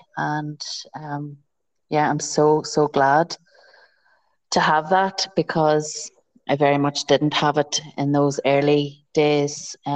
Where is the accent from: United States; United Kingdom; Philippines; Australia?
United Kingdom; County Tyrone, Northern Ireland; now in County Armagh, United Kingdom; I'm from Ireland. I'm from a place called, originally from a place called County Tyrone, and I'm now married and live in County Armagh. So it's in the north of Ireland